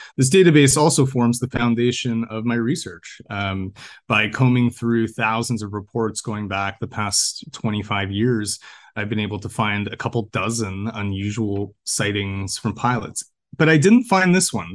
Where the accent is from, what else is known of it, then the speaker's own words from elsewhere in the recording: Canada; I'm a Canadian freelance journalist